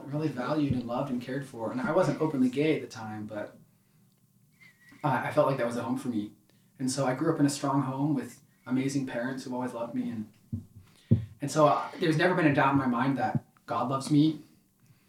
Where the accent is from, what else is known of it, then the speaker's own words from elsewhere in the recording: Ashburn, Virginia, United States; I grew up in Ashburn, Virginia